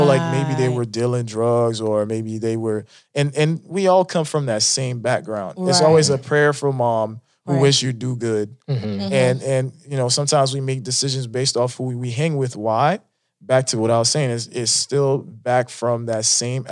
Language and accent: English; Palm Beach County, Florida, United States; English is a second language; also born or lived in Haiti; I grew up in Palm Beach County, Florida